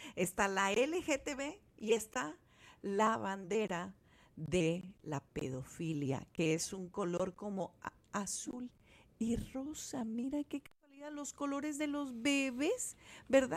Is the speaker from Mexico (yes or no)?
yes; Guadalajara, Jalisco, Mexico; yo crecí en, en Guadalajara